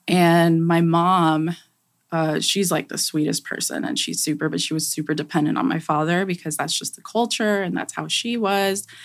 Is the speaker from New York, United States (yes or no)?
yes; New York City, New York, United States; growing up in New York, going to school there, we lived in an apartment.